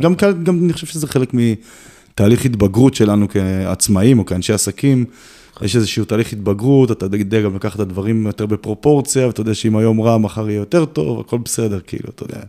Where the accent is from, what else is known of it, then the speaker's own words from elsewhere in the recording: Kiryat Tivon, Haifa District, Israel; נולדתי וגדלתי את רוב שנות חיי ביישוב הכי פסטורלי אולי שיש בארץ, קריית טבעון